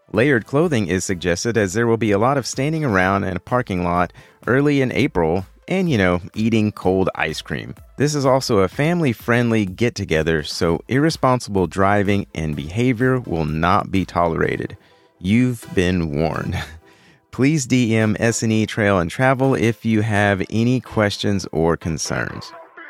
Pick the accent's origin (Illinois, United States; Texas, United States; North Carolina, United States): Texas, United States; Houston; my hometown of Houston